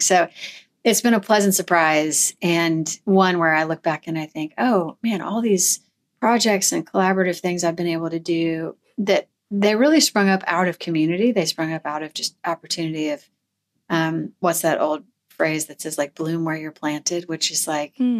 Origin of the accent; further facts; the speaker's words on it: Missouri, United States; now in Tennessee, United States; I grew up in Missouri